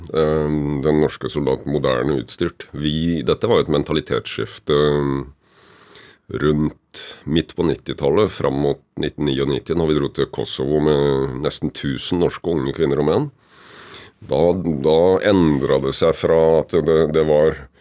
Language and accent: Norwegian; Kragerø, Telemark, Norway; now in Oppegård, Norway; Jeg er født og oppvokst i Kragerø, med trebåter og seiling